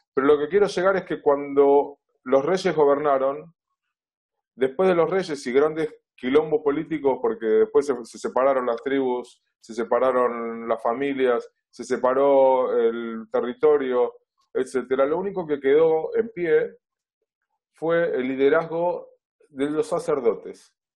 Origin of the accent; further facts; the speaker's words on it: Buenos Aires, Argentina; vivo en Buenos Aires, nací en Buenos Aires, siempre viví aquí en esta ciudad, originalmente en Flores, desde hace muchos años en Villa Crespo